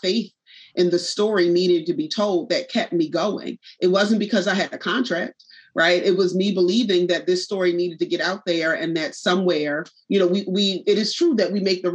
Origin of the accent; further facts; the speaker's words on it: Philadelphia, Pennsylvania, United States; also born or lived in North Carolina; born and raised in Southwest Philly in a neighborhood called Penrose.